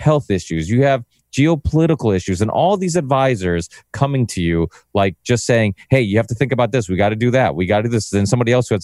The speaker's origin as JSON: {"language": "English", "region": "Massachusetts", "country": "United States", "said": "I'm from Massachusetts"}